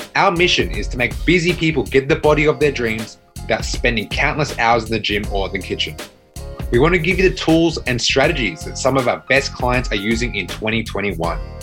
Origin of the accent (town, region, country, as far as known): Australia; now in Canada